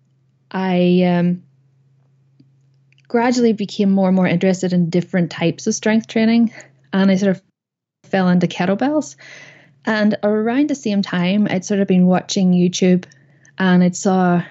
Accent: Northern Ireland, United Kingdom; moved away as an adult; also born or lived in Belfast; now in Saudi Arabia; I am originally from Northern Ireland.

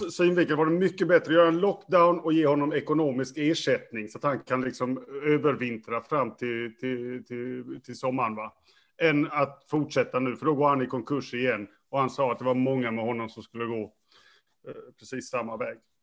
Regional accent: Sweden; Som svensk brukar man ju mm. förväxlas med schweizare

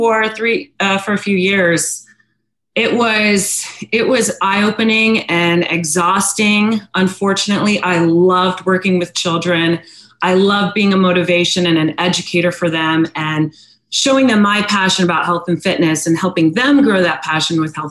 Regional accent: Northern Virginia, United States; also born or lived in San Diego, California; now in Virginia Beach, United States; I was born in San Diego, raised in Virginia, in Northern Virginia

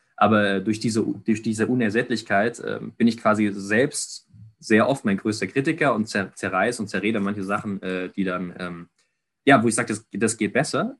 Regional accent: Ludwigsburg, Baden-Württemberg, Germany; ich komme komme aus Ludwigsburg gebürtig, auch wenn ich nicht Zeit meines Lebens immer nur hier gewohnt habe

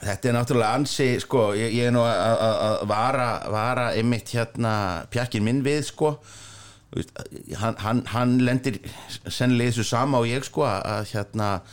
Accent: Reykjavík, Capital Region, Iceland; ég er elst upp í Vesturbæn

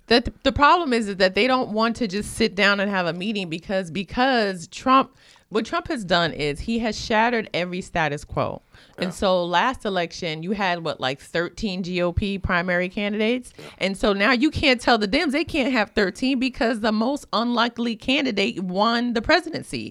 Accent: New York City, New York, United States; I grew up in Williamsburg, so when I was a kid growing up in Orthodox Jewish Williamsburg

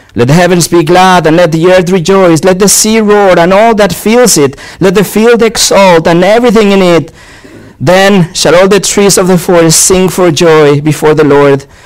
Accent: Mexico; now in Cannes, France; I was born in Mexico

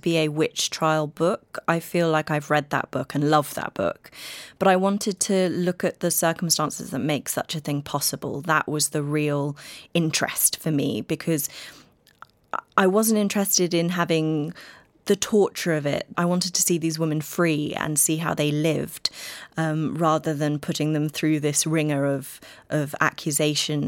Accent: United Kingdom; I'm British

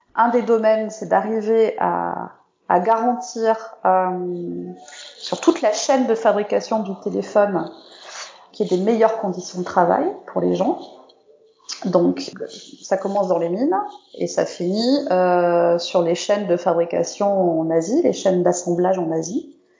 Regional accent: France; je suis française

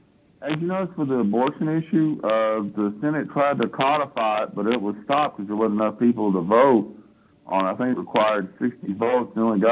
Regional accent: Texas, United States; I'm calling as an American, you know, and as a Texan

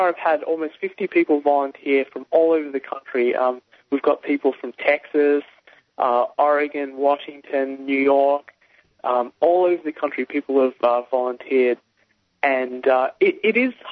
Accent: Australia; moved away as an adult; now in United States; I was born and raised in Australia, and I came to the States about 7 years ago to do a PhD

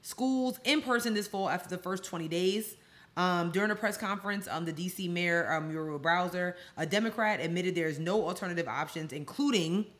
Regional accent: Nassau County, New York, United States; I grew up in Nassau County

